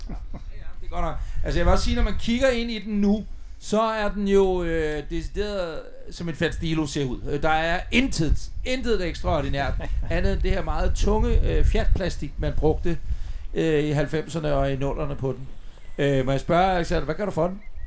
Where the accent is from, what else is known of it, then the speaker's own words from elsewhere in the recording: Middelfart, Southern Denmark, Denmark; kommer fra Middelfart